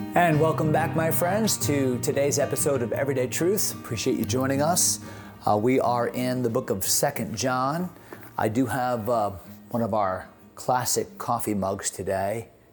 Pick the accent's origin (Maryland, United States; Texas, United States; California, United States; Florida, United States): Texas, United States; San Antonio; I am a Texan. I grew up, grew up, but that didn't grow up, but was born in San Antonio